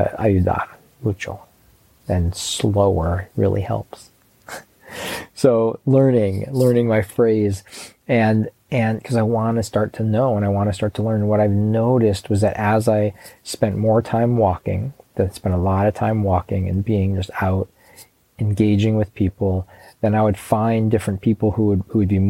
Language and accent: English; Chicago, Illinois, United States; I grew up in Chicago